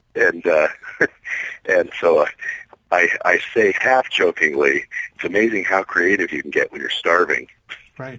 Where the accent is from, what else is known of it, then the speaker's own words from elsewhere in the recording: Pullman, Washington, United States; also born or lived in Idaho; now in Southern California, United States; My, my actual hometown is Pullman, Washington